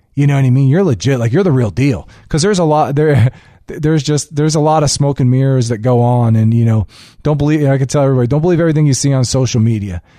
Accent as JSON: {"language": "English", "town": "Hollywood", "region": "Florida", "country": "United States", "tie": "born or raised there", "said": "I grew up in Hollywood, Florida."}